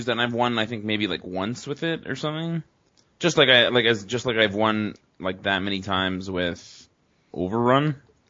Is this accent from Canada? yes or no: yes; Canada; I'm from Canada, eh?